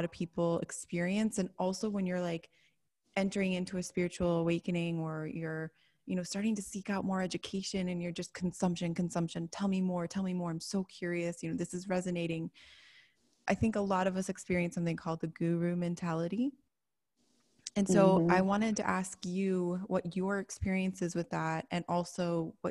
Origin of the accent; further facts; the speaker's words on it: Chicago, Illinois, United States; I grew up in Chicago